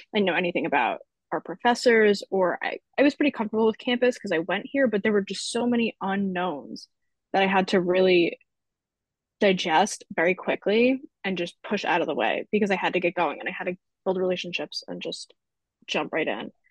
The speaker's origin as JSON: {"language": "English", "area": "Long Island", "region": "New York", "country": "United States", "moved": "as an adult", "said": "I'm from Long Island, which is whatever, six to eight hours away."}